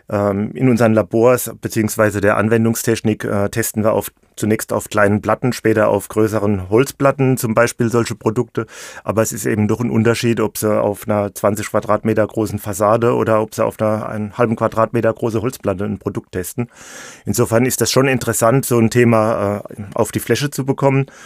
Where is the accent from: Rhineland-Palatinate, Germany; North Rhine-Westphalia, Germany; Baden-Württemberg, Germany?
Rhineland-Palatinate, Germany; Ich bin Pfälzer mit Leib und Seele, das stimmt. Ich wohne hier in der Region seit vielen Jahren in Neustadt an der Weinstraße. Das liegt direkt am Fuß vom schönen Pfälzer Wald.